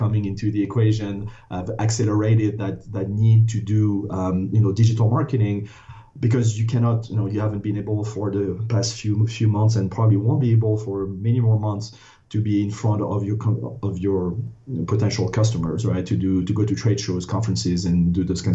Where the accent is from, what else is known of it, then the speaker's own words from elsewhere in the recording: France; English is a second language; moved away as an adult; now in United States; I was born and raised in France, went to a business school on the east coast of the U.S., decided to stay